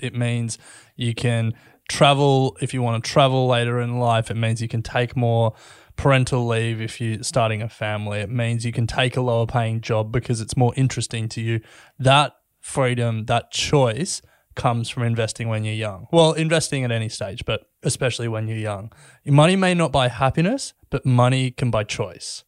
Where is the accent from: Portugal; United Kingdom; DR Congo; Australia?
Australia; we, we grew up in Australia